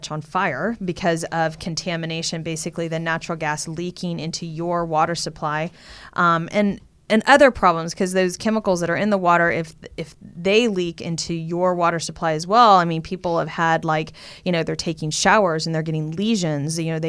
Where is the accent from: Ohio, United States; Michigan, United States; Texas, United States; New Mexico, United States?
Texas, United States; I'm from Texas. You drive all over Texas. It's just oil